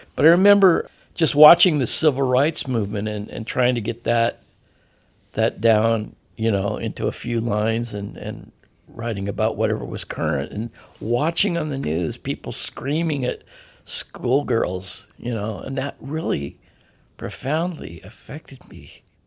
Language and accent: English; Edmonds, Washington, United States; grew up in Lily White, Edmonds, Woodway, Washington